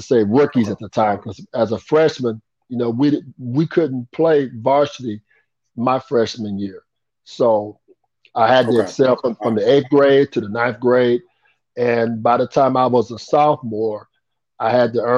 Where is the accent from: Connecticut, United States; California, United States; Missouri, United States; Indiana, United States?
Indiana, United States; Anderson; I was born in Anderson, Indiana. I'm 61 years old. And I grew up, you know, I didn't grow up with a silver spoon in my mouth. I kind of grew up poor. We lived on the west side of Anderson